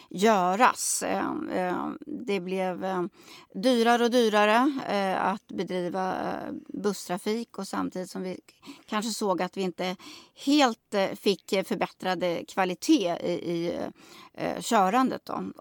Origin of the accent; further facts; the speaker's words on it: Nora, Örebro County, Sweden; Jag kommer ju från Nora kommun.